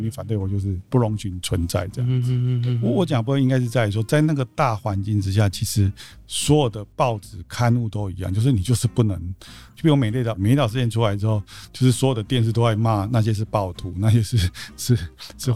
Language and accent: Chinese; Tainan, Taiwan; 我在台南长大